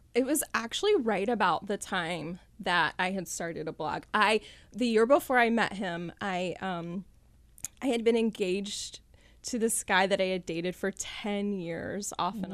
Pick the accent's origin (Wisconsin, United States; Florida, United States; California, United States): Florida, United States; Callahan; I grew up here in North Florida in Callahan